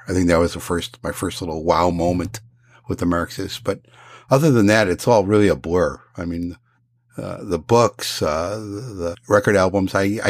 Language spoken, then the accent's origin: English; Chicago, Illinois, United States; growing up in Chicago